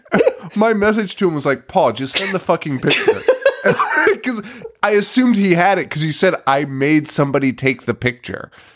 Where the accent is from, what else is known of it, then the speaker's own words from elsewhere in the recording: New England, United States; we're from New England